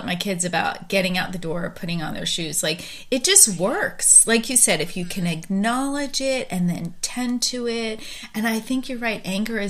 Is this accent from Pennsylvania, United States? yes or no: yes; Pennsylvania, United States; now in Texas, United States; I grew up on the East Coast, which people talk louder and yell a little bit more on the East Coast in the Philadelphia suburbs than they do where I live now in Texas.